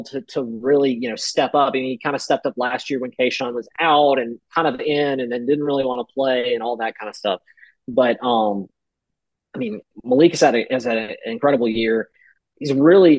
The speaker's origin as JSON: {"language": "English", "town": "Monroe", "region": "Louisiana", "country": "United States", "tie": "born or raised there", "said": "my hometown of Monroe, Louisiana"}